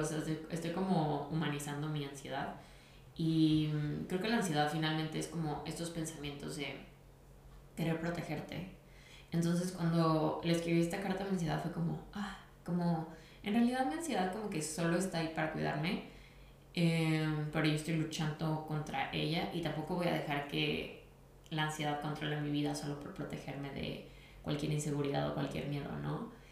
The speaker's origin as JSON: {"language": "Spanish", "town": "Guadalajara", "region": "Jalisco", "country": "Mexico", "said": "soy de Guadalajara"}